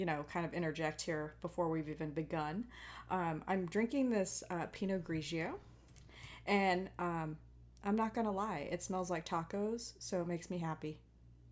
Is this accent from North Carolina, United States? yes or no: no; Hawaii, United States; I am Hawaiian.